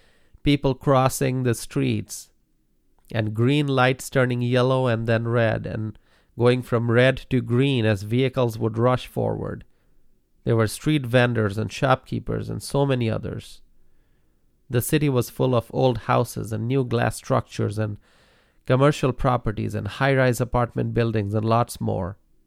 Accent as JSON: {"language": "English", "town": "Dhaka", "region": "Dhaka Division", "country": "Bangladesh", "tie": "born or raised there", "said": "Growing up in Dhaka, one of the most densely populated cities in the world, there was a lot to see and learn."}